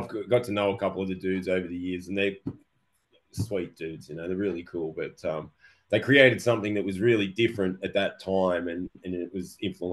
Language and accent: English; Melbourne, Victoria, Australia; when we were growing up in Melbourne here